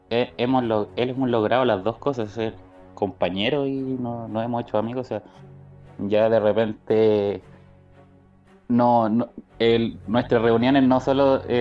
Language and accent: Spanish; Chile; número uno en cantidad somos chilenos